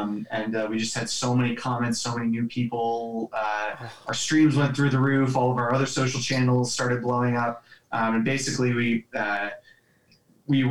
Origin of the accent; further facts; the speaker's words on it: Orlando, Florida, United States; five guys from Orlando